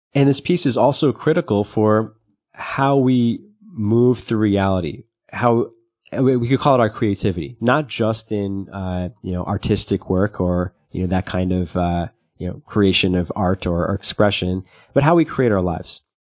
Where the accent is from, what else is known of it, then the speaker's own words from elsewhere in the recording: New York City, New York, United States; when you're growing up in Brooklyn.